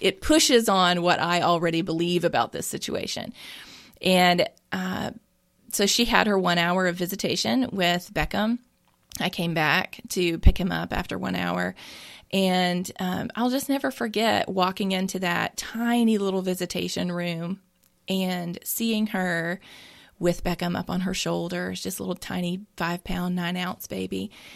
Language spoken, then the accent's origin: English; Mississippi, United States; I am born and raised in Mississippi